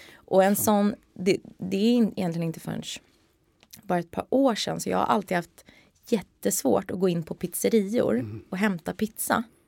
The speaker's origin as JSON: {"language": "Swedish", "town": "Stockholm", "region": "Stockholm County", "country": "Sweden", "tie": "born or raised there", "said": "där är jag uppvuxen med eh, min mamma och min pappa"}